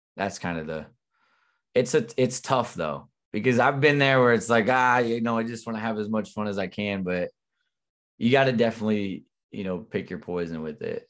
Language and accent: English; Southern Illinois, United States; also born or lived in Missouri; working in my hometown right now